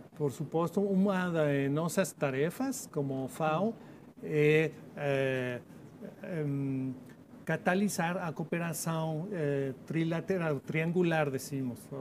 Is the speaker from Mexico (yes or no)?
yes; Mexico; Portuguese is a second language; sou de México, é um país 66% de zonas semiáridas